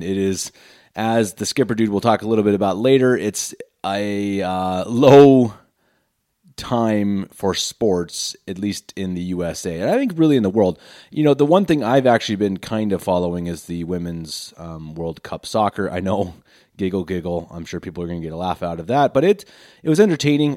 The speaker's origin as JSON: {"language": "English", "town": "Denver", "region": "Colorado", "country": "United States", "tie": "born or raised there", "moved": "as an adult", "lives_now": "Munich, Germany", "said": "born and raised in Denver, Colorado, lifelong Broncos fan."}